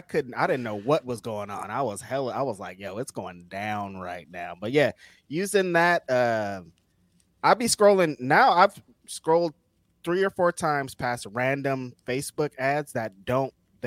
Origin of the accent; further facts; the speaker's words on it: California, United States; I'm from Cali. We did invent that shit, and we got the best weed.